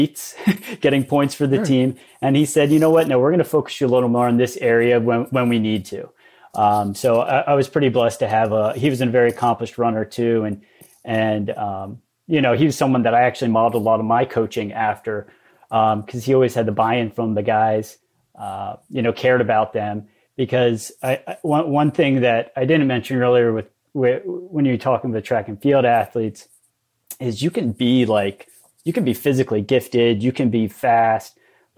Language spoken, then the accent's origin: English; Lancaster County, Pennsylvania, United States; I grew up in Lancaster County